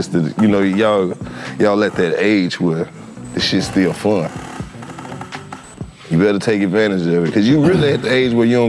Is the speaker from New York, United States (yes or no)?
no; Oxford, Mississippi, United States; I'm from Mississippi. It's different down there.